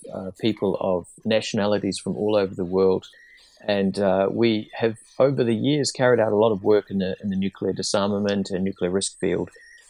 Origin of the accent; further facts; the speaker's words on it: New Zealand; As you can probably hear, I'm not another American. I'm from New Zealand. Many years ago, I was a New Zealand diplomat